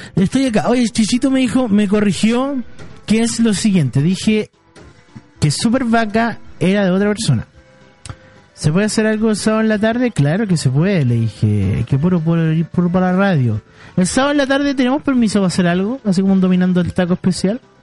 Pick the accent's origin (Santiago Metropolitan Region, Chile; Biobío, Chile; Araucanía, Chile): Santiago Metropolitan Region, Chile; Santiago; sé que yo soy un santiaguino, pero me siento más de la quinta región